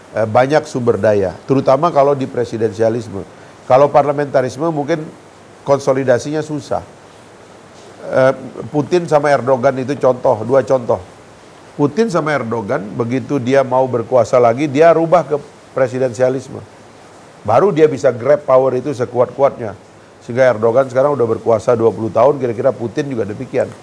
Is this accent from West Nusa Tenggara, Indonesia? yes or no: yes; Sumbawa, West Nusa Tenggara, Indonesia; saya Sumbawa